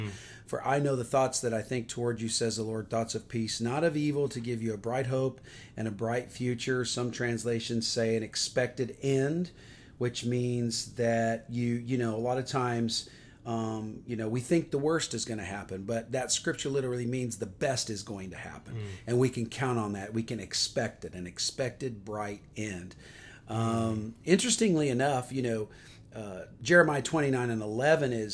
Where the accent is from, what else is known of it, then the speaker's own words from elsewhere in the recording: Atlanta, Georgia, United States; I am from Atlanta, Georgia